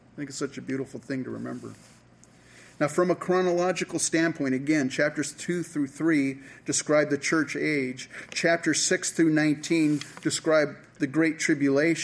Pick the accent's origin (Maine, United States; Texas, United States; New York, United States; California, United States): California, United States; San Francisco Bay Area; I grew up in the San Francisco Bay Area